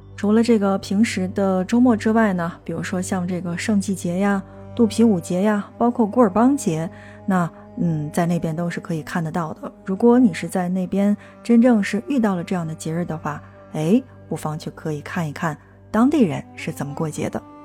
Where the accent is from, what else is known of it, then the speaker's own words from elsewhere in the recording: China; 我们中国人的这个肚子